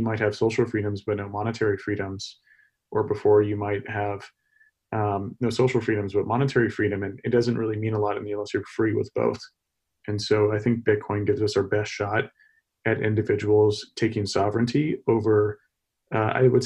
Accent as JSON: {"language": "English", "region": "Texas", "country": "United States", "moved": "yes", "said": "I'm from Texas originally"}